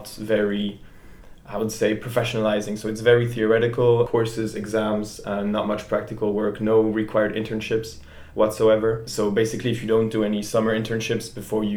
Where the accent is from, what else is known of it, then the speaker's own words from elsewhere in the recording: Geneva, Switzerland; moved away as an adult; also born or lived in Quebec, Canada; now in Paris, France; I'm originally from Geneva in Switzerland. I was born in Quebec, Canada, but I just stayed there for 6 months and then went back to Switzerland when I was 6 months old, basically. Mm-hmm. So I was raised in Geneva for most of my life.